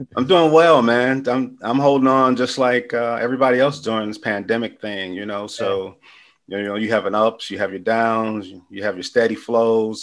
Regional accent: Chicago, Illinois, United States; growing up as a youth on the west side of Chicago was cool because it was families

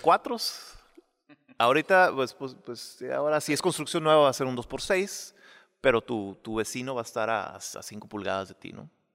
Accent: Mexicali, Baja California, Mexico; moved away; yo crecí en casas de bloque, yo crecí en Mexicali

